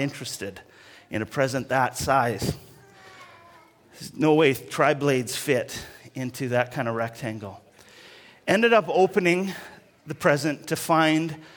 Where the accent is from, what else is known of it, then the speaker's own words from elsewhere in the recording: Alberta, Canada; I was growing up in Alberta, and so there was lots of snow